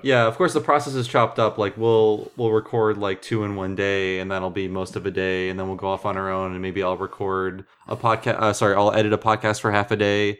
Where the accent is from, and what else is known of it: Ohio, United States; born or raised there; also born or lived in Santa Fe; now in Berkeley, United States